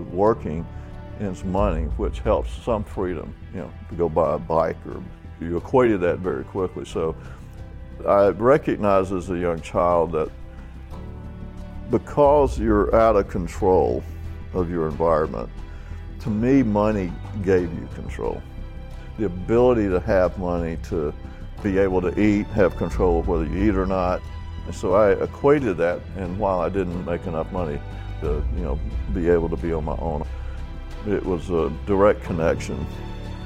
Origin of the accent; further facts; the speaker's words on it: Atlanta, Georgia, United States; I grew up in Atlanta, in the slums of Atlanta